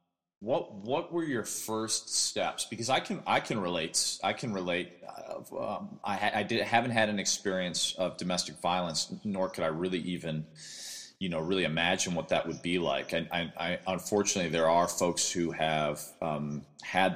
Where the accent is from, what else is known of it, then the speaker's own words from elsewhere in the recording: Midwest, United States; also born or lived in New York; now in Los Angeles, United States; as a Midwesterner